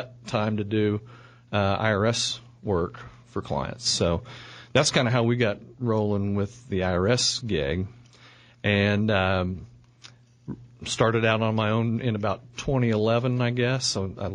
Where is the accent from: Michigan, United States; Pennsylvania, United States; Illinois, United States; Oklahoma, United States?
Oklahoma, United States; Oklahoma City; I grew up here in Oklahoma City